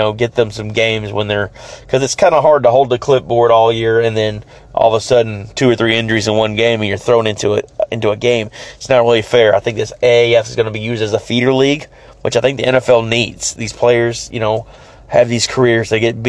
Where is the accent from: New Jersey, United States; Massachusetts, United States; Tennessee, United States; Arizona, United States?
Tennessee, United States; Memphis; I'm a Cubs fan, born and raised in Memphis.